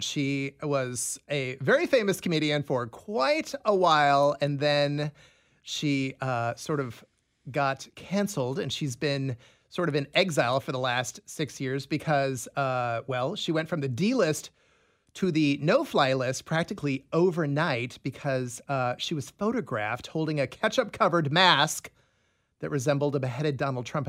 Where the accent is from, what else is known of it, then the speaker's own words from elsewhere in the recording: Des Moines, Iowa, United States; moved away; my hometown of Des Moines